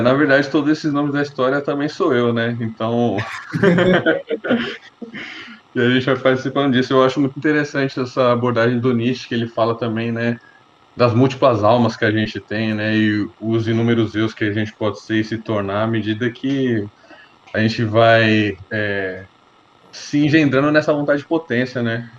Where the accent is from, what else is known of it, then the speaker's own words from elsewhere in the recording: Brazil; nós nascemos no Brasil apenas a falar português